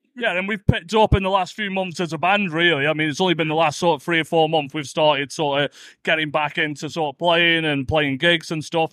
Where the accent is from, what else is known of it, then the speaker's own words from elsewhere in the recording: Stoke-on-Trent, West Midlands, United Kingdom; And we're only from Stoke, aren't we? So we're down the road, really.